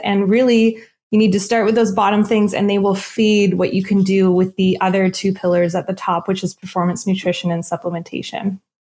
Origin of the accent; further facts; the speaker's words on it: Nova Scotia, Canada; I'm from Nova Scotia